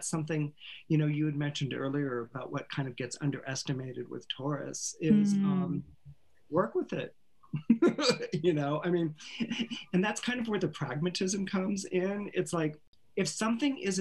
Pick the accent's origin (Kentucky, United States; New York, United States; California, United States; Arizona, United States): California, United States; Menlo Park; I was raised in Northern California, Menlo Park, California, Palo Alto, Stanford